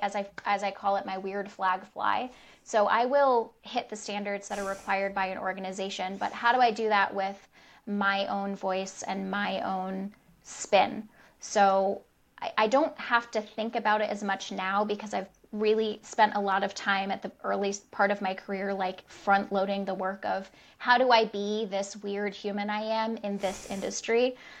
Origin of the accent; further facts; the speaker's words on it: United States; first language English; also born or lived in Rhode Island / Michigan; white woman who was born in the United States. My native language is English